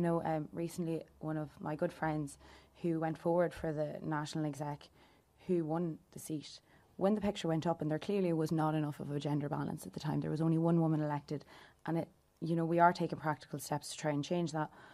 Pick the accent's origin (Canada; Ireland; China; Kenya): Ireland; Louth, Leinster; I am from Louth and I'm twenty-four years old as well